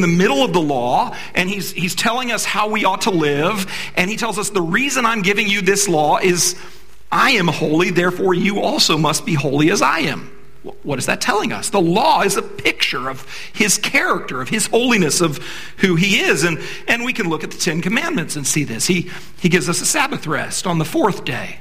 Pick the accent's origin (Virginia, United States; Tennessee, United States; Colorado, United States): Virginia, United States; D.C.; I grew up in Virginia, right outside of Washington, D.C.